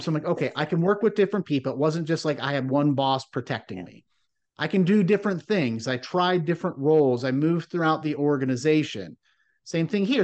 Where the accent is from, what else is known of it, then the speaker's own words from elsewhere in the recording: Midwest, United States; growing up in the Midwest